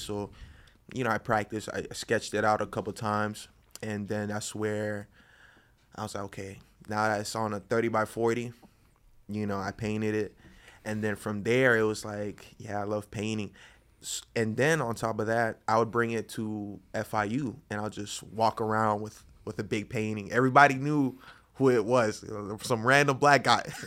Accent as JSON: {"language": "English", "town": "Boynton Beach", "region": "Florida", "country": "United States", "moved": "yes", "lives_now": "Miami, United States", "said": "from Boynton Beach."}